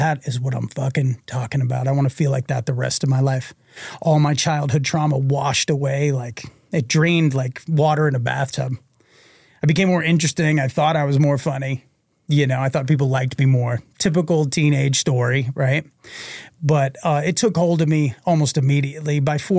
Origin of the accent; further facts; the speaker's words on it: Reading, Massachusetts, United States; And I grew up in an alcoholic home in Reading, Massachusetts. Like I said, it's about, you know, a suburb of Boston.